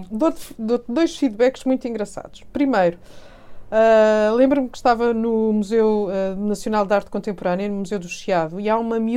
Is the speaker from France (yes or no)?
yes; Paris, Île-de-France, France; born there; eu nasci em Paris, os meus pais são portugueses, eu nasci em Paris